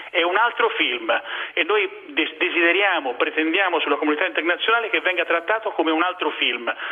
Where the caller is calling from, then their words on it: Rome, Lazio, Italy